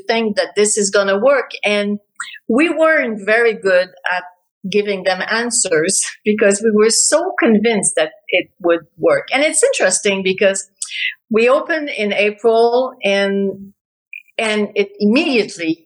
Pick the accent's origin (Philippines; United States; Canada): Canada; Quebec City, Quebec; moved away as an adult; also born or lived in Toronto; now in Montreal, Canada; I now live in Montreal, but I was born and raised in Quebec City